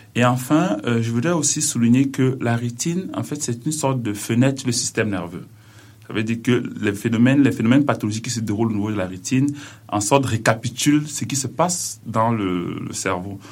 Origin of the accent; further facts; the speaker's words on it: Cameroon; now in Quebec, Canada; je suis originaire du Cameroun